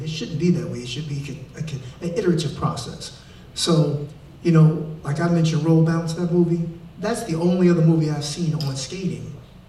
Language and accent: English; Detroit, Michigan, United States; also born or lived in Chicago; I'm from Detroit, Chi-Town.